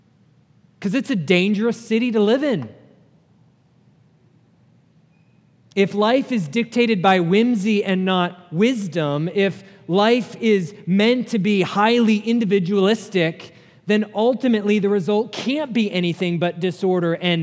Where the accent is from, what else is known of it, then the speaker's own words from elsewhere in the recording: New Hampshire, United States; moved away; I grew up in New Hampshire